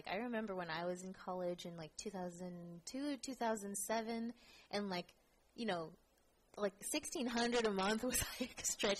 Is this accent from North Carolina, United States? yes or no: no; Daly City, California, United States; also born or lived in Redwood City, California; Like, I grew up in Daly City. I was raised there since the age of three, so I'm a total native, right?